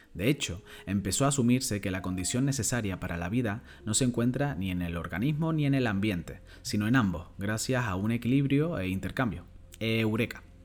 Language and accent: Spanish; Canary Islands, Spain; soy un canario cada vez más orgulloso